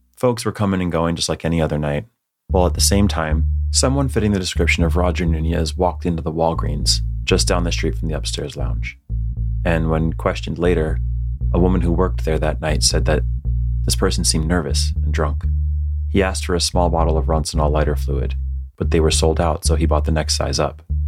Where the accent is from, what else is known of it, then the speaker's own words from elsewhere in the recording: Northeast, United States; born and raised in the Northeast